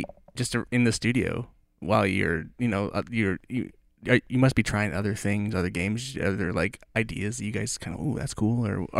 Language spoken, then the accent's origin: English; Hawaii, United States; As a Hawaiian.